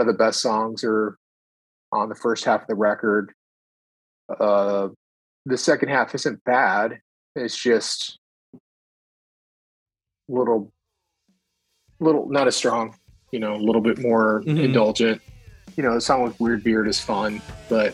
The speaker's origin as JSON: {"language": "English", "region": "Ohio", "country": "United States", "tie": "born or raised there", "said": "growing up in the Midwest in a place like Ohio, it's mostly flat"}